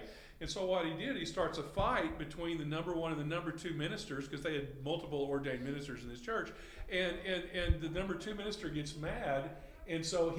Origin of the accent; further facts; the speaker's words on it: Henderson, Texas, United States; I grew up in Henderson, Texas, and my father was a Southern Baptist music minister.